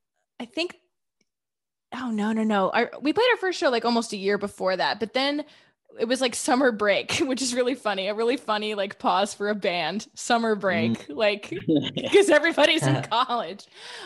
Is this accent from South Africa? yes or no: no; Midwest, United States; I feel like I'm from the Midwest and Boston just seems so icy in comparison.